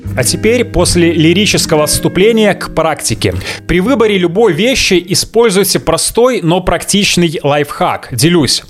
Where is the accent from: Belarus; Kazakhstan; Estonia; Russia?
Belarus; я белорус